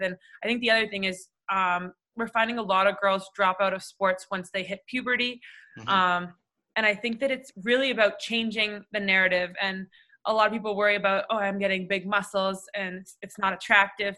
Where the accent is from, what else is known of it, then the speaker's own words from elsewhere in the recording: Toronto, Ontario, Canada; growing up in Toronto